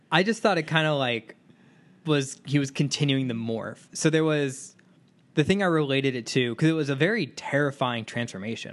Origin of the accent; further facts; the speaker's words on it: Dallas area, Texas, United States; moved away as an adult; my hometown